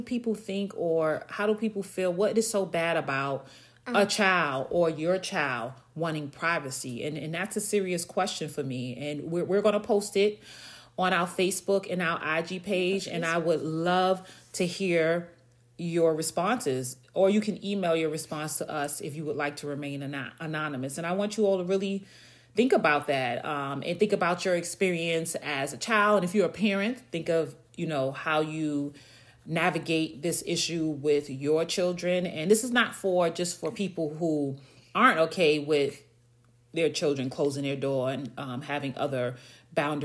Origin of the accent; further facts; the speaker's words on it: New York, United States; moved away; I'm from New York. You know, we lived in a 3-bedroom, typical New York apartment.